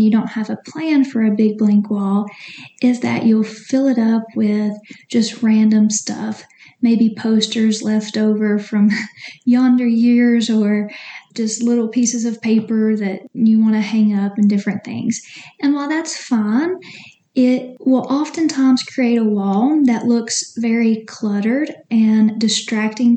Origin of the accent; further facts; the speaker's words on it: Tennessee, United States; I'm from Tennessee, if you can't tell